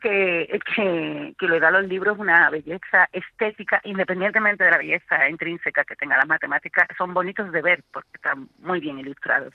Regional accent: Coria del Río, Andalusia, Spain; en mi pueblo, que yo soy de Coria

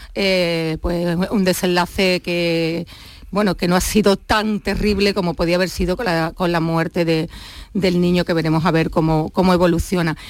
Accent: Huelva, Andalusia, Spain; now in Cádiz, Spain; soy de Huelva, ¿eh? que muchas veces ya siempre, hablo de Cádiz y, y me olvido de mi patria chica onubense

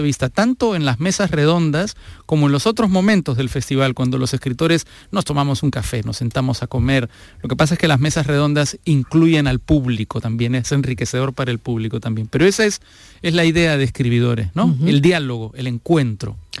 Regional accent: Peru; Fernando y yo somos peruanos

